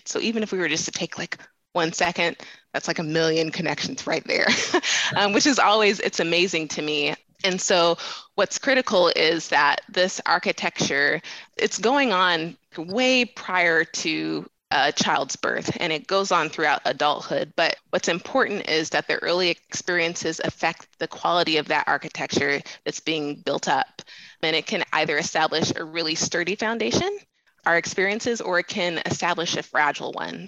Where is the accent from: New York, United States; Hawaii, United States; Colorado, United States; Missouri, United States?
Colorado, United States; Denver; I am born and raised in Denver, Colorado. So I am a proud Colorado native